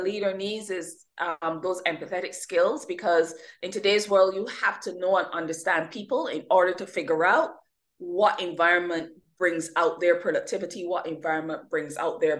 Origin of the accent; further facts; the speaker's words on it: Barbados; I'm originally from the Caribbean, born, nurtured, and educated in the lovely island of Barbados.